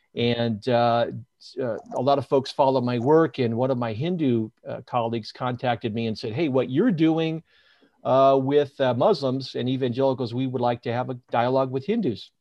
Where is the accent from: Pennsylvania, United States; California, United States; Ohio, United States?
California, United States; Northern; moved away as an adult; also born or lived in Sacramento, United States; now in Salt Lake City, United States; born and raised in Northern California, spent almost twenty years in Sacramento